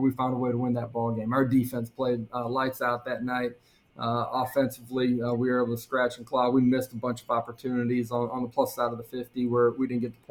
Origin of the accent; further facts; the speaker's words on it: South Dakota, United States; moved away as an adult; also born or lived in Oklahoma; Growing up in South Dakota, middle America